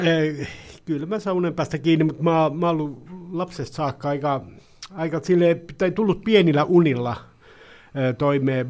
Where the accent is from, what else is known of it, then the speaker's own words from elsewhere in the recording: Pori, Satakunta, Finland; Sampola on lapsuuden ja nuoruuden maisema